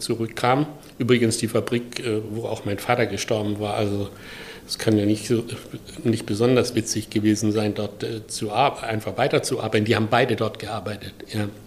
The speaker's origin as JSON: {"language": "German", "area": "a village near Pforzheim", "region": "Baden-Württemberg", "country": "Germany", "tie": "born or raised there", "moved": "yes", "said": "ich komme aus Süddeutschland, im Dorf, äh, nahe Pforzheim und 1948 geboren"}